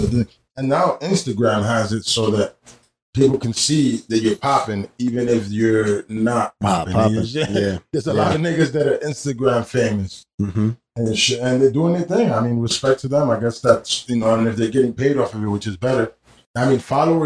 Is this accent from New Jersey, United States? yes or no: yes; Union City, New Jersey, United States; also born or lived in Weehawken, New Jersey; I'm from Union City